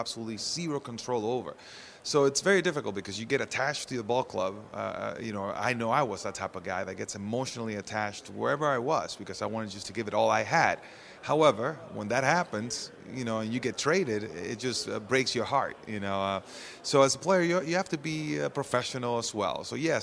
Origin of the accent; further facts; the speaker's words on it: Orlando, Florida, United States; I'm here in Orlando. This is my hometown